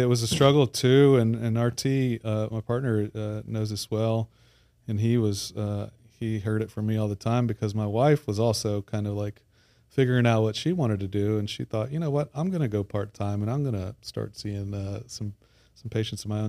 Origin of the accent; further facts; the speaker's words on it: Baton Rouge, Louisiana, United States; moved away as an adult; also born or lived in Midwest / New Orleans; I grew up in Baton Rouge, uh, have been away for about twenty years